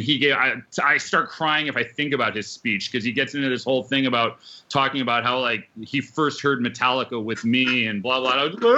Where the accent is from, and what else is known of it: Connecticut, United States; born or raised there